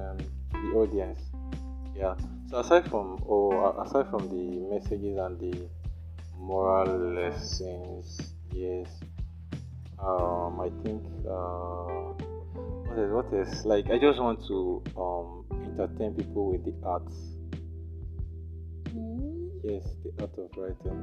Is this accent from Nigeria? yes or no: yes; Nanka, Anambra, Nigeria; my hometown, Nanka